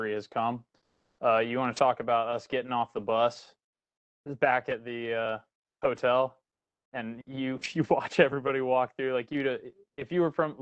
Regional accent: San Antonio, Texas, United States; moved away as an adult; now in Okinawa, Japan; I grew up in San Antonio, Texas

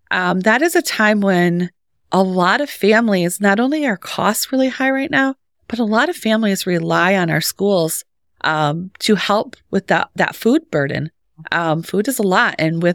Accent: St. Johns, Michigan, United States; moved away; I'm a transplant, but not from far. I'm from Clinton County. So the St. John's area.

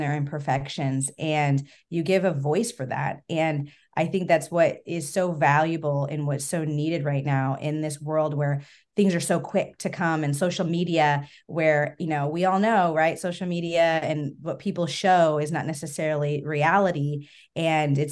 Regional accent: Arizona, United States; moved away; I'm from Arizona

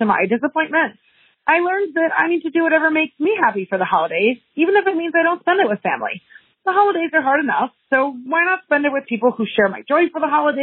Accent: Eagan, Minnesota, United States; I'm from Eagan, Minnesota

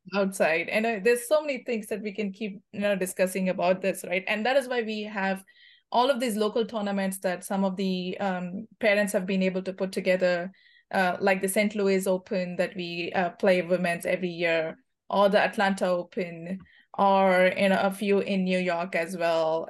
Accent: India; moved away as an adult; now in United States; I come from India

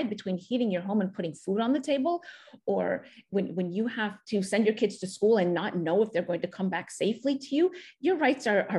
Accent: Southeast Michigan, United States; I was born and raised in Southeast Michigan

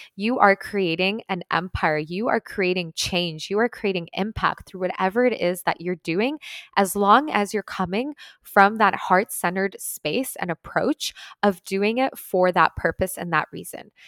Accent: Ukraine; moved away; I'm actually from Ukraine originally, so my family is there right now

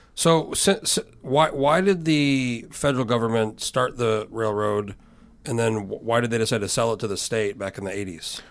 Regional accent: Albuquerque, New Mexico, United States; now in Alaska, United States; I grew up in New Mexico, in Albuquerque

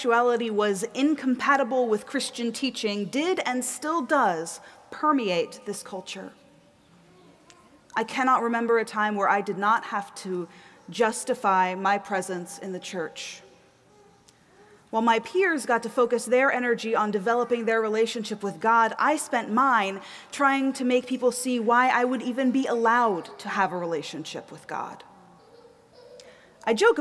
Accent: the South, United States; moved away as an adult; also born or lived in East Coast; now in Minneapolis, United States; I grew up in the South

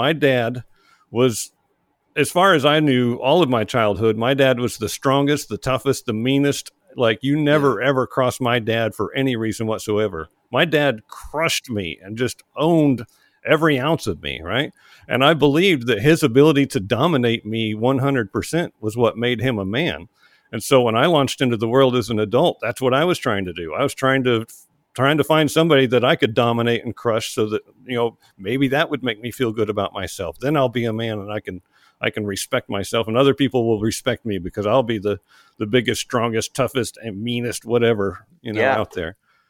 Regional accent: Oklahoma, United States; moved away as an adult; now in Georgia, United States; when I left home, I joined the Army. I moved from Oklahoma to Georgia, and I never went back.

